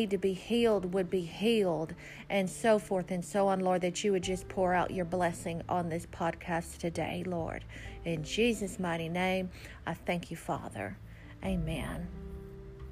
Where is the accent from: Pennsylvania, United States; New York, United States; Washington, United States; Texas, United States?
Texas, United States; Texas Hill Country, United States; I had grown up in America as an American girl, Texas girl, growing up out in the hill country in a little bitty small school